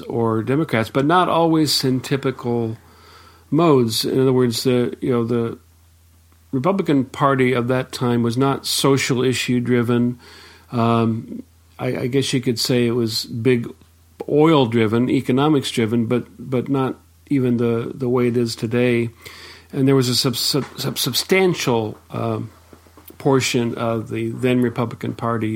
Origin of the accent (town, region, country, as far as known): United States